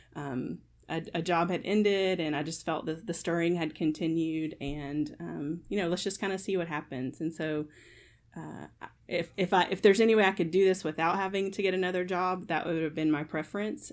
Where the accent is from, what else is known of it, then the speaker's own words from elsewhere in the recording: Kentucky, United States; I am born and raised in Kentucky, so I'm a Wildcat fan